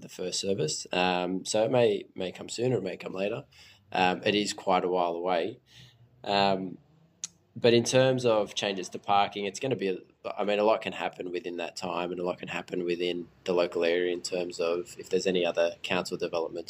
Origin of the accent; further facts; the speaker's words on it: Sydney, New South Wales, Australia; I grew up in Five Dock